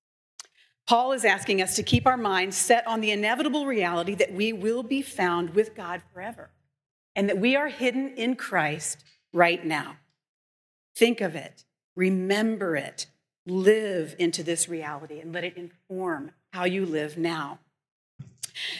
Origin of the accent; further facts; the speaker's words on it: Indianapolis, Indiana, United States; now in Chicago, United States; I grew up in Indianapolis